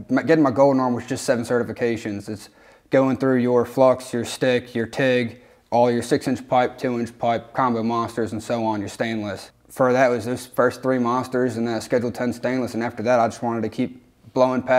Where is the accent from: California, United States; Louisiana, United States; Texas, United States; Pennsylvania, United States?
Pennsylvania, United States; Seven Valleys; moved away; I'm from Pennsylvania, from Seven Valleys. It's bottom central of the state, kind of small town